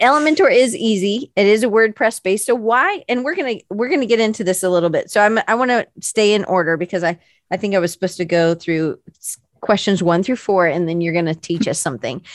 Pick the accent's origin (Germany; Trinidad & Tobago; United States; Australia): United States; the South; I'm from the South